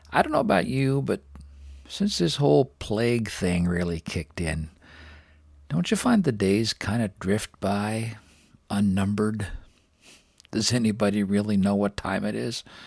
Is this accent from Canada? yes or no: yes; Richmond, British Columbia, Canada; down here in the lowlands of Richmond, British Columbia, my hometown.